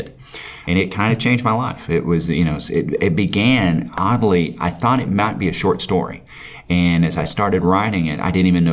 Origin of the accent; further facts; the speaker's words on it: McCreary County, Kentucky, United States; I grew up in McCray County